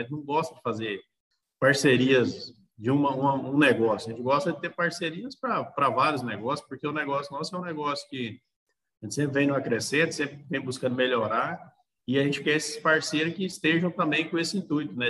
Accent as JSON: {"language": "Portuguese", "town": "Nova Crixás", "region": "Goiás", "country": "Brazil", "tie": "born or raised there", "also_born_or_lived": "Pires do Rio", "said": "Eu sou natural de Pires do Rio, só que eu fui praticamente criado aqui em Nova Crixás"}